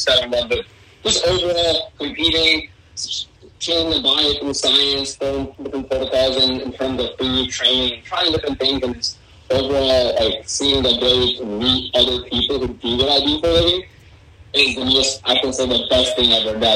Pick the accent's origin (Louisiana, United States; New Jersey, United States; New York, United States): New Jersey, United States; my parents live up North Jersey. That's where I grew up